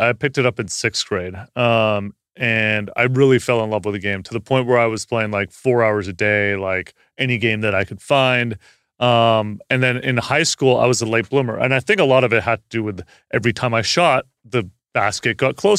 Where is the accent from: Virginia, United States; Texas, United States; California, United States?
California, United States; I grew up in Northern California, but like I was definitely a 49ers fan and a San Francisco Giants fan.